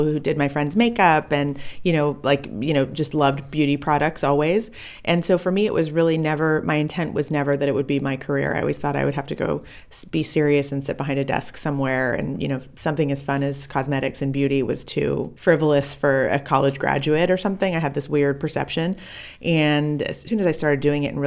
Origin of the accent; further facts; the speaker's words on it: Orange County, California, United States; also born or lived in South Africa / Davis, California; moved to the States as a baby and grew up in Orange County, about an hour south of LA.